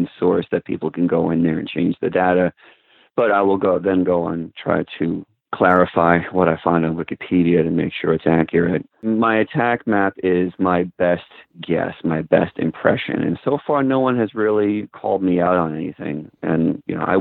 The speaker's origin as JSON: {"language": "English", "region": "suburbs of New York City", "country": "United States", "tie": "born or raised there", "said": "I grew up in the suburbs of New York City."}